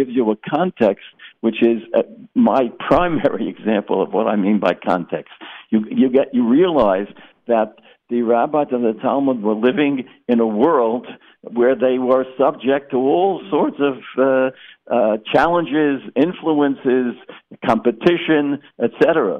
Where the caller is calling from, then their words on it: Boca Raton, Florida, United States; I'm speaking from Century Village in Boca Raton, where there's a shul here, Torah